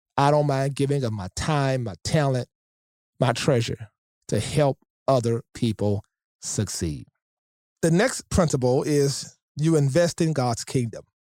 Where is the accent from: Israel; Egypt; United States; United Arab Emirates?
United States; Shreveport, Louisiana; I grew up in Shreveport, Louisiana